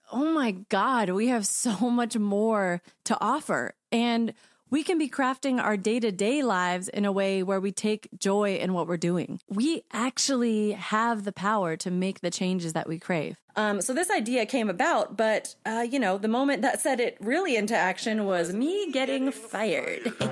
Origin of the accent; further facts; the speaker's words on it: Washington, United States; also born or lived in Colorado; um, so, I was born in Colorado. I grew up mainly in Washington state, and I lived abroad in multiple countries growing up with my parents and my little brother.